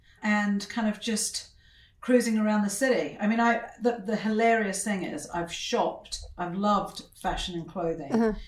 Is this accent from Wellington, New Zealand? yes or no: yes; Wellington, New Zealand; moved away as an adult; I grew up in New Zealand until I left there when I was about 21.